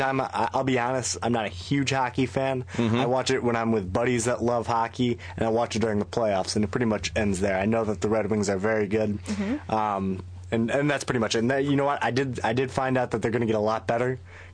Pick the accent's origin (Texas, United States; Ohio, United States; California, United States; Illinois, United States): Texas, United States; Dallas; moved away; also born or lived in Michigan; I was born in Dallas, and really it wasn't until Michigan that I even knew about hockey.